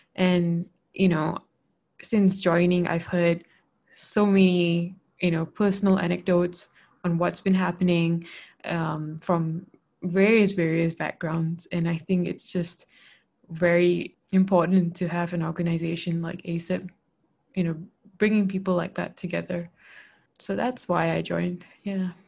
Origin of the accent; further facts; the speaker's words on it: Malaysia; moved away as an adult; also born or lived in Australia; I'm originally from Malaysia